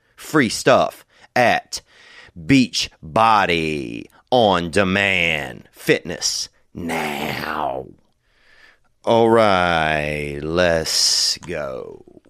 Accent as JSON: {"language": "English", "town": "Covington", "region": "Louisiana", "country": "United States", "tie": "born or raised there", "moved": "yes", "said": "I was down there in Covington, Louisiana"}